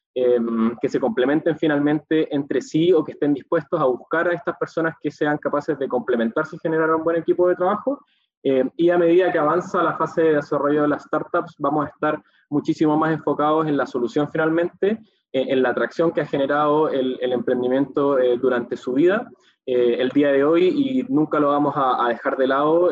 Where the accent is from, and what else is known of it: Chile